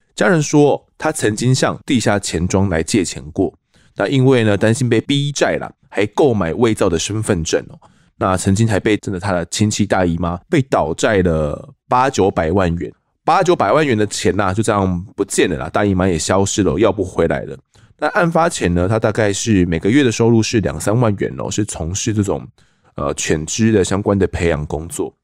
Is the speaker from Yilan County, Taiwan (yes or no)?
no; Kaohsiung, Taiwan; 我的故乡高雄哦，其实我也是高雄人